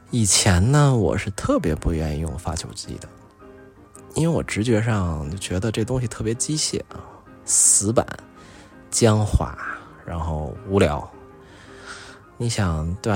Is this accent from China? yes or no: yes; China; “说，哎，你们是中国人吗？”然后我就一看，我说：“对啊，我说我们是啊。”